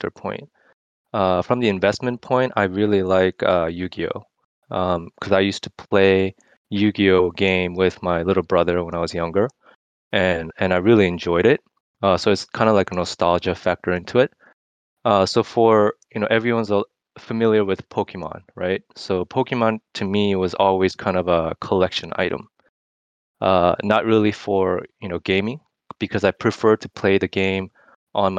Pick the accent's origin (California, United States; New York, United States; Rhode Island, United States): California, United States; Los Angeles; also born or lived in Korea; born and raised in Korea, but I was mostly raised in LA area.